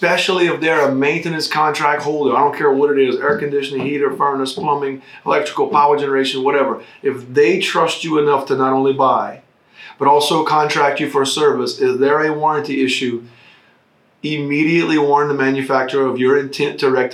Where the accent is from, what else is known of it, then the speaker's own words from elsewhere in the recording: United States; as American citizens